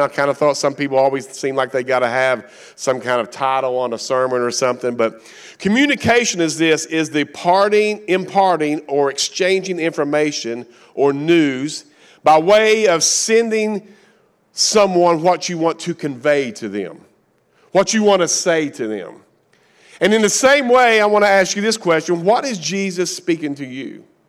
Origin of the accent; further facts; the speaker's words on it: Kentucky, United States; accent: Appalachian; I'm from Kentucky. I'm redneck. We don't know how to spell. We make up our own words. We have our own language. Appalachian one oh one